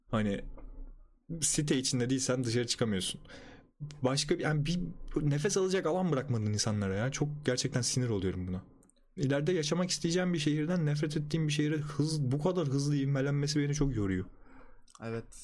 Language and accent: Turkish; Istanbul, Turkey; benim de memleketim yok. Yani burası.